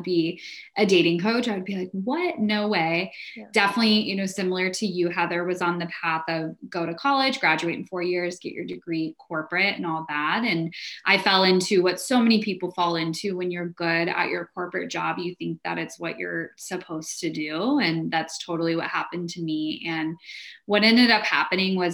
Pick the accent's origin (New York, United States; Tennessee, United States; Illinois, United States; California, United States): California, United States; San Diego; now in Orange County, United States; I grew up in San Diego.